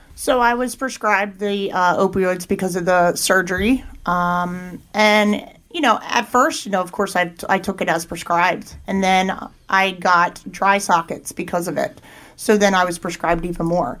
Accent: Thorndale, Pennsylvania, United States; I grew up in Chester County, uh, about 40 minutes from here. Uh, grew up in Thorndale, uh, which is in between Downingtown and Coatesville

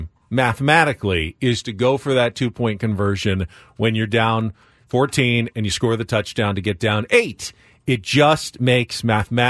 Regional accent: San Diego, California, United States; I grew up in San Diego

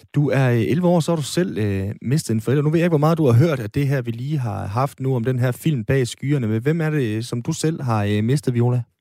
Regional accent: Aalborg, North Denmark Region, Denmark; nu er jeg jo fra Aalborg

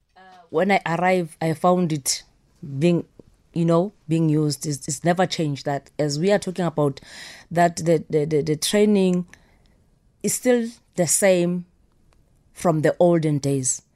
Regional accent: South Africa

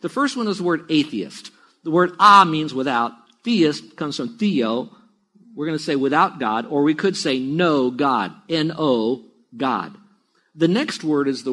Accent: United States; I grew up in America, not the Bible Belt or the Buckle and all of that, but around America

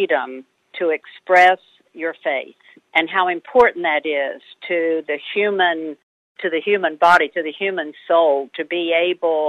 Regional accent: West Virginia, United States; accent: West Virginia twang; I'm from West Virginia. And so we tease each other that he translates for me if people don't quite understand the West Virginia twang

